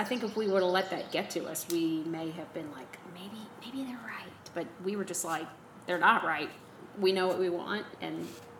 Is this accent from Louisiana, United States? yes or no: yes; New Orleans, Louisiana, United States; moved away as an adult; also born or lived in Auburn; growing up in New Orleans.